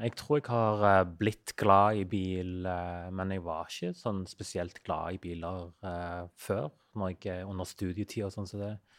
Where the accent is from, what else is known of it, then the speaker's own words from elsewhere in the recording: Western Norway, Norway; moved away; sånn som den øya der jeg vokste opp, der er Det er jo nesten ikke et flatt jord